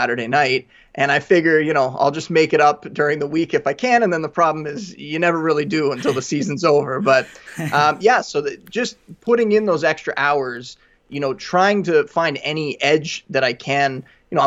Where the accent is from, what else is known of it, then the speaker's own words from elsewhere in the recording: Niagara Falls, Ontario, Canada; I grew up in a border town in Niagara Falls